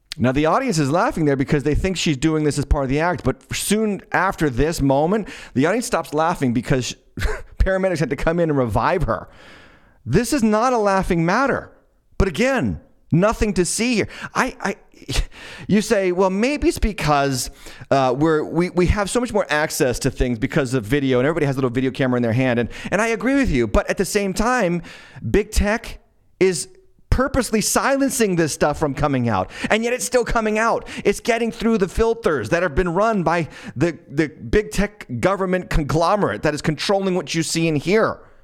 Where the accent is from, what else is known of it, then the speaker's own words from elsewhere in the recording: Massachusetts, United States; my home state, the capital city of my home state, Boston, Massachusetts